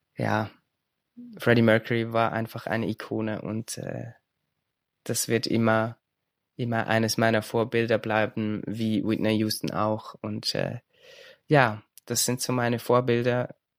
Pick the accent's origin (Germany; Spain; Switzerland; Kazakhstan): Switzerland; ich komme aus der Schweiz.